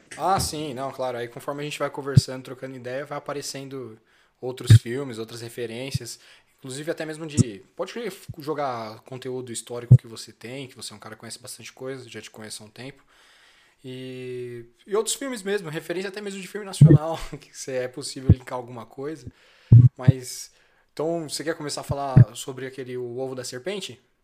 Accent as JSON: {"language": "Portuguese", "country": "Brazil", "said": "com o meu cotidiano mesmo enquanto brasileiro"}